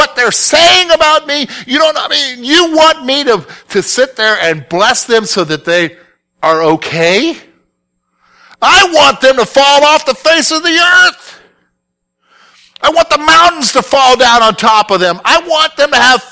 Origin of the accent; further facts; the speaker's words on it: the South, United States; now in Pennsylvania, United States; I'm from the South